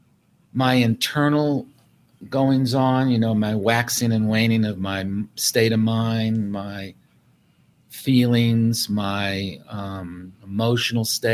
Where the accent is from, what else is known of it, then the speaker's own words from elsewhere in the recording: New York City, New York, United States; I grew up in New York City